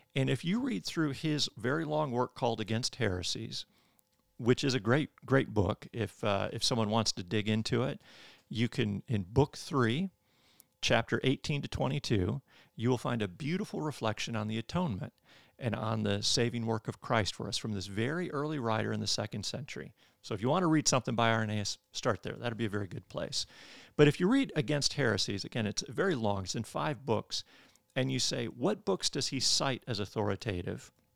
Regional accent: Michigan, United States; moved away as an adult; now in Birmingham, United States; I'm from Michigan. Uh, I grew up in Michigan

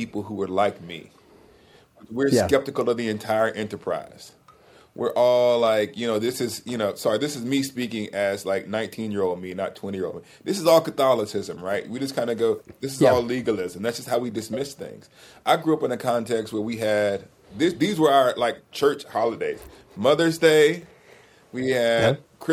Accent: Alabama, United States; I couldn't drive to Alabama. My school's an hour from my hometown

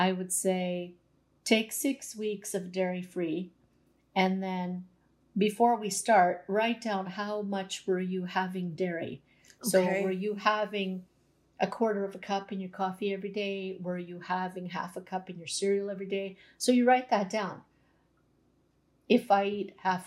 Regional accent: Canada; every generation before me ate like a Croatian, but I was born in Canada.

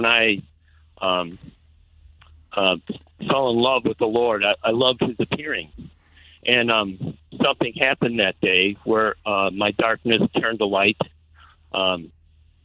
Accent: Palatine, Illinois, United States; now in Zion, United States; I was born in Palatine, and I moved to Zion. So I was a Palatinian, not a Zionist

